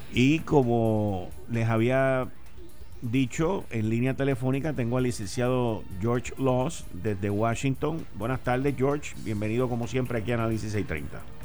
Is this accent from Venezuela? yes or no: no; Puerto Rico; los ciudadanos norteamericanos que vivimos en esta isla